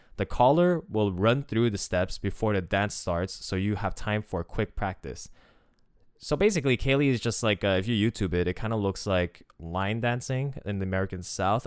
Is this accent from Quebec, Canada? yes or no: yes; Quebec, Canada; as someone from Quebec